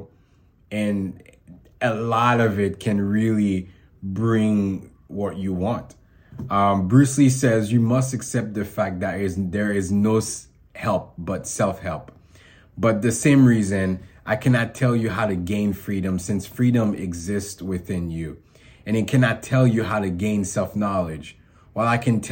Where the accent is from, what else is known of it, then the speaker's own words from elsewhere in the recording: Haiti; I was born in Haiti